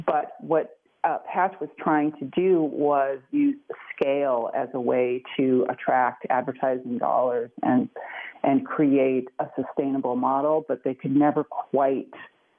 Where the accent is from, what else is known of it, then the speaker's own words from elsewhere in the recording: Chicago, Illinois, United States; I'm from Chicago, which is where the quote originated, to afflict the comfortable and comfort the afflicted. And I grew up at a time when journalism was pretty robust in Chicago.